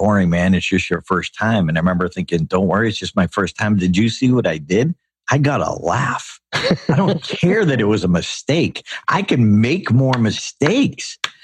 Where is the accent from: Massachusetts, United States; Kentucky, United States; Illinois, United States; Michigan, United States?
Massachusetts, United States; Auburn; Dr. Robert Goddard, who launched the first liquid fuel rocket in history in my hometown